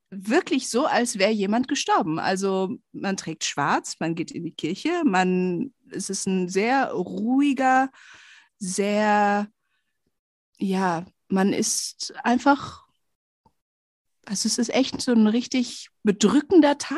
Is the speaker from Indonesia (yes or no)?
yes; Indonesia; Hör mal, bei uns in Indonesien, da trägt man schwarz und also so richtig wie so eine Trauergemeinde.